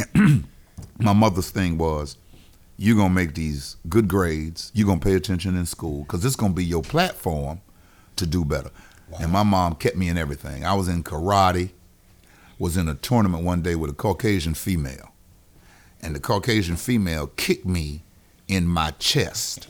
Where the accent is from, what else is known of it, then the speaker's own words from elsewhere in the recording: Wilmington, North Carolina, United States; now in Charlotte, United States; I am from Wilmington, North Carolina